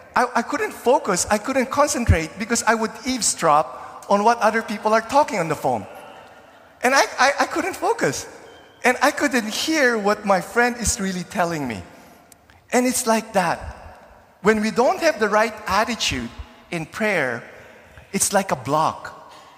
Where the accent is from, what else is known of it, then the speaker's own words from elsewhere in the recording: Philippines; now in Canada; when I was growing up in the Philippines in the 70s and 80s